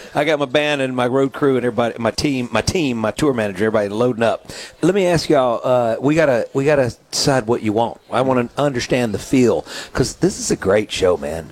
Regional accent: Mississippi, United States; growing up in Mississippi is we have a lot of small towns

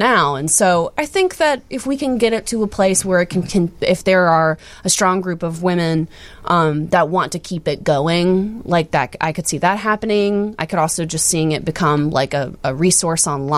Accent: the South, United States; now in Chicago, United States; I'm from the South

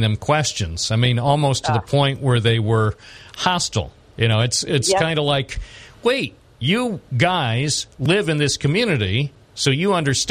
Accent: Binghamton, New York, United States; I was born in Binghamton

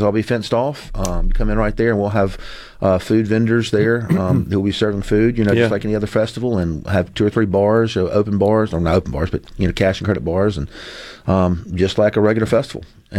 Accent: Jackson, Mississippi, United States; I'm born and raised in Jackson, love this market

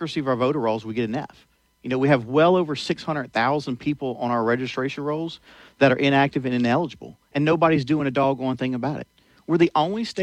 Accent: Gonzales, Louisiana, United States; born and raised in Gonzales, Louisiana

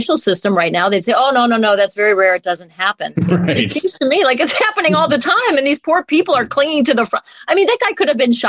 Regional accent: Chicago, Illinois, United States; growing up in Chicago and working in Chicago

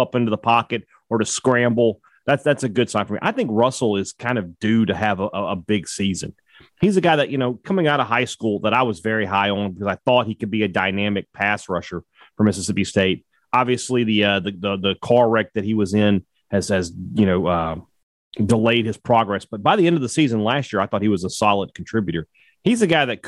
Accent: Lebanon; I'm from Lebanon.

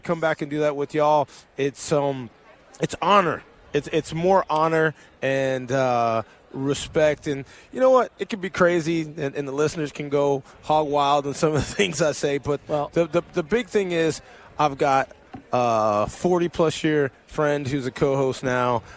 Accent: El Paso, Texas, United States; moved away; El Paso, Texas. You know, and and I'm the person I am because of those 40, 50 square miles

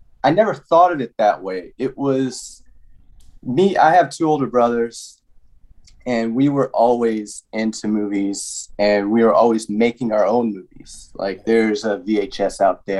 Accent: Oakland, California, United States; I grew up in the Bay Area, Oakland, San Francisco Bay Area

